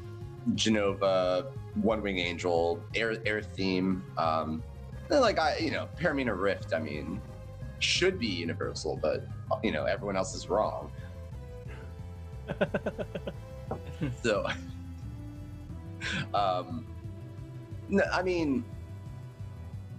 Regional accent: Puerto Rico; I'm Puerto Rican

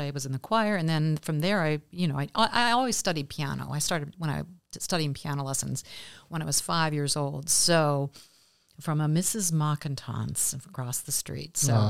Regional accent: Kenton, Ohio, United States; Kenton was a fabulous small town, very similar to Bellefontaine in some respects.

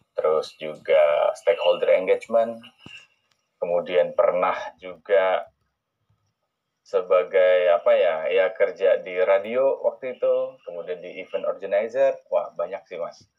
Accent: Jambi, Indonesia; moved away; saya asal dari Jambi

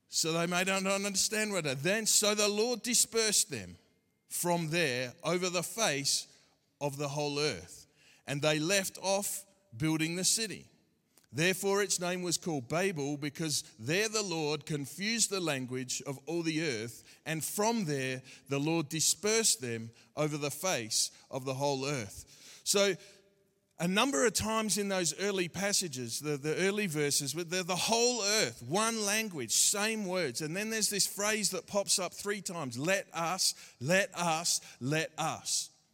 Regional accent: Australia; accent: Aussie; my Aussie accent

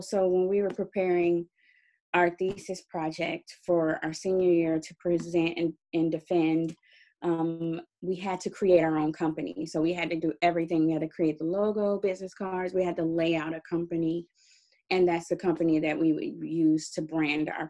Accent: Dallas, Texas, United States; moved away as an adult; also born or lived in California; I'm originally from Texas, Dallas, Texas.

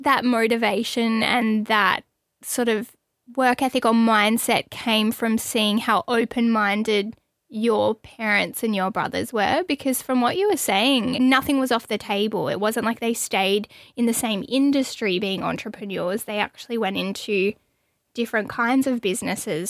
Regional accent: Australia; growing up in Australia

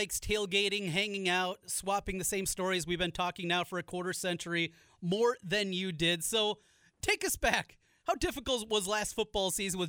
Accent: Iowa, United States; growing up in Iowa

